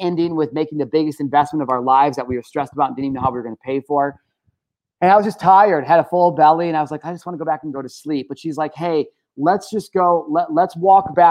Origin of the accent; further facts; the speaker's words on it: United States; growing up in America, but, at 33 years old